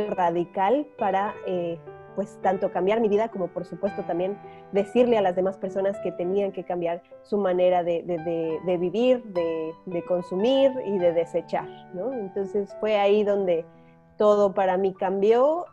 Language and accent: Spanish; Mexico City, Mexico; moved away as an adult; now in Yucatán, Mexico; Yo nací en la Ciudad de México